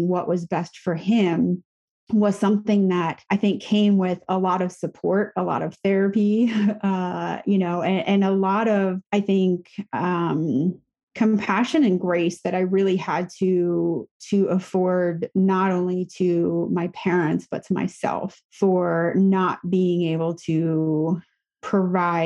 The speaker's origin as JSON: {"language": "English", "area": "the Poconos", "region": "Pennsylvania", "country": "United States", "tie": "born or raised there", "moved": "yes", "said": "I grew up in the Poconos"}